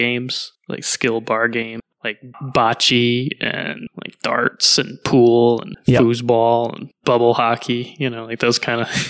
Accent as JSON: {"language": "English", "region": "Connecticut", "country": "United States", "tie": "born or raised there", "also_born_or_lived": "Toulouse, France / Montreal, Quebec, Canada", "moved": "as an adult", "lives_now": "Portland, Maine, United States", "said": "Quebec. And I lived there through fifth grade, then moved through fourth grade, then moved to Connecticut for fifth grade and stayed there through high school. And then moved to Portland, Maine to study at the Maine College of Art, and have been in Portland ever since."}